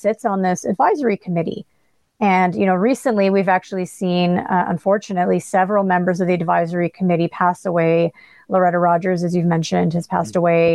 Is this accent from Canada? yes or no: yes; Canada; as a Canadian